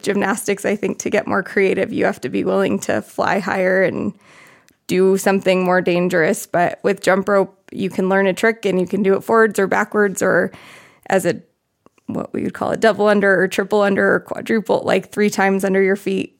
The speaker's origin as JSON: {"language": "English", "region": "Arizona", "country": "United States", "said": "I'm from Arizona."}